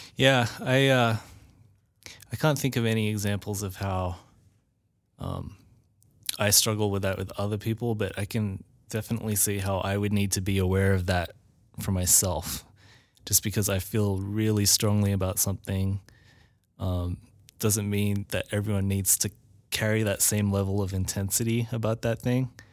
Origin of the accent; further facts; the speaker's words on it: Australia; now in United States; my country that I actually had citizenship